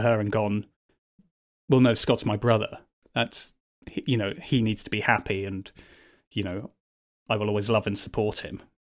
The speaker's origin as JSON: {"language": "English", "town": "Birmingham", "region": "West Midlands", "country": "United Kingdom", "tie": "born or raised there", "said": "I grew up in Bourneville, actually, which is basically one big old people's home in South Birmingham"}